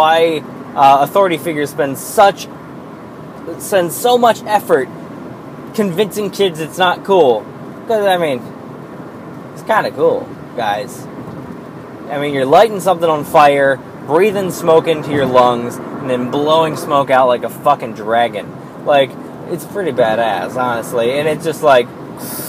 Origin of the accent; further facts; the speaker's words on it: Pennsylvania, United States